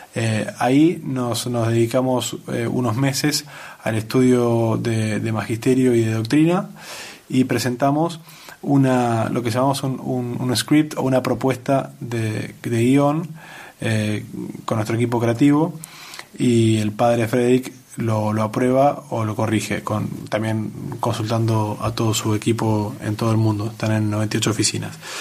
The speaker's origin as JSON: {"language": "Spanish", "country": "Argentina", "said": "soy argentino, trabajaba en Buenos Aires en una agencia de publicidad"}